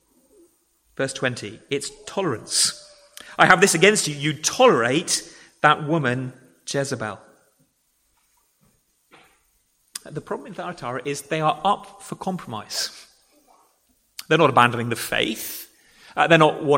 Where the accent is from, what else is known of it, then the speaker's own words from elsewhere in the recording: England, United Kingdom; I am an Englishman